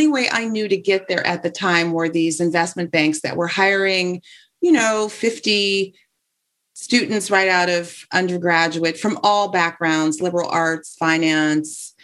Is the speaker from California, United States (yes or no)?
yes; Los Angeles, California, United States; now in New York, United States; I am from Los Angeles